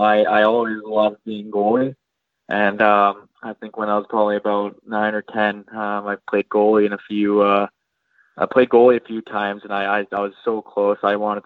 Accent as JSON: {"language": "English", "town": "Winnipeg", "region": "Manitoba", "country": "Canada", "tie": "born or raised there", "said": "Yep. Yeah, born and raised. I lived in the north end side of Winnipeg my whole life."}